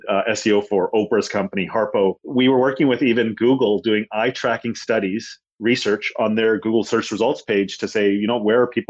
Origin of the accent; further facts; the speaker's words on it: Canada; also born or lived in India; I was born in India, actually. I moved when I was 5. So most of my life has been in Canada